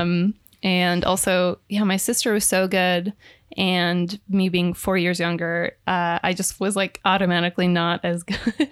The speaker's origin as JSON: {"language": "English", "town": "Minneapolis", "region": "Minnesota", "country": "United States", "tie": "born or raised there", "said": "I'm from Minneapolis, Minnesota."}